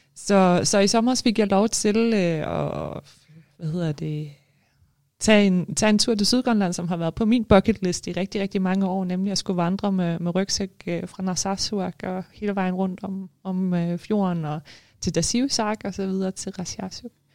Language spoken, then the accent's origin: Danish; Denmark; moved away as an adult; now in Greenland; jeg er jo født og opvokset i Danmark